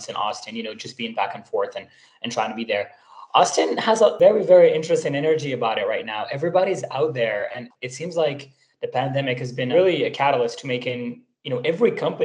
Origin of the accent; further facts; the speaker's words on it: Morocco; moved away as an adult; also born or lived in United States; I'm actually originally from Morocco, which is where I am right now. I was born and raised here. I went to college here in Morocco before moving to the US for grad school